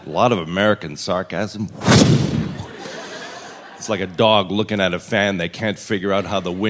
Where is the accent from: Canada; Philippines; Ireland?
Canada; Hi, I'm from Canada.